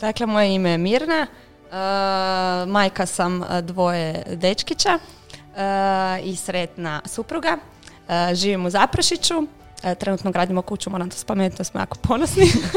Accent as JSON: {"language": "Croatian", "country": "Croatia", "said": "kod nas u Hrvatskoj"}